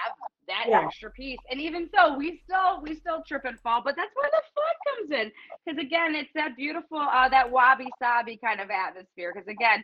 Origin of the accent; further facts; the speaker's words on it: Cleveland, Ohio, United States; also born or lived in Cincinnati; I'm from Cleveland